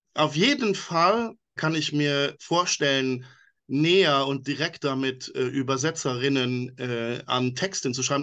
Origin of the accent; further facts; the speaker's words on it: Luxembourg; first language Luxembourgish; German is a second language; Meine Muttersprache ist Luxemburgisch, da meine Mutter ja aus Luxemburg stammt